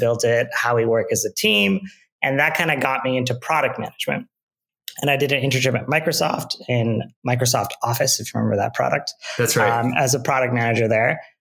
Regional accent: Mississauga, Ontario, Canada; I grew up in Canada, in Mississauga, Ontario.

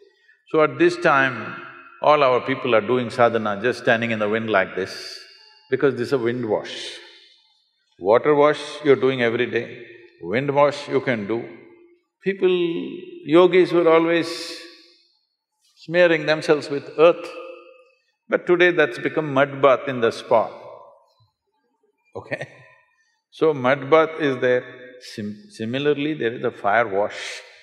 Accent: South India, India; English is a second language; In South India, without having a shower, we won't step out of our home.

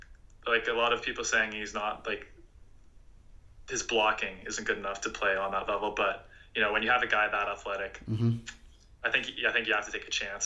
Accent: Canada; because I'm Canadian

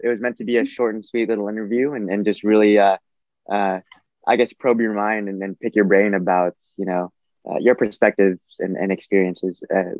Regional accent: Los Angeles, California, United States; Gotcha. Okay, so I grew up in and around LA. I grew up in Glendale, Monterey Park, San Gabriel Valley.

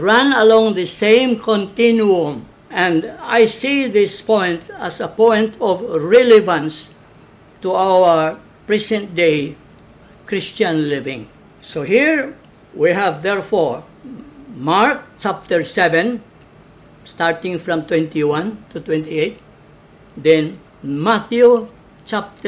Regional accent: Balamban, Central Visayas, Philippines; Pinamungahan is the mother parish of Balamban, my hometown

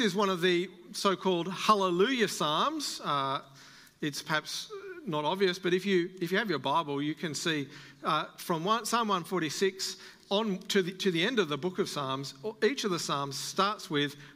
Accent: Australia; as an Australian

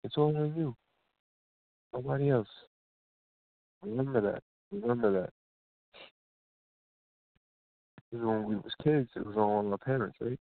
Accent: New York City, New York, United States; I'm an NY guy, my guy. Yeah, I'm from Queens.

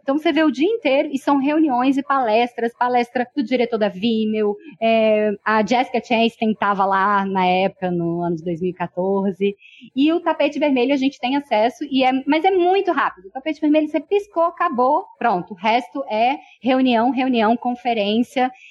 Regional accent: Brazil; Como brasileira

